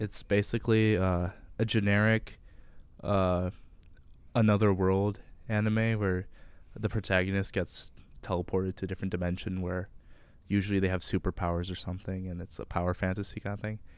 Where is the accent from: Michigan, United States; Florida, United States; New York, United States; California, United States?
Michigan, United States; Livonia; I'm from Livonia, Michigan, which, if you don't know, is a soulless suburb of Detroit